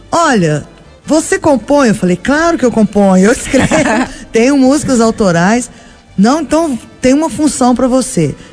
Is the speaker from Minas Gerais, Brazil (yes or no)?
yes; Belo Horizonte, Minas Gerais, Brazil; Sou de Belo uhum. Horizonte, né?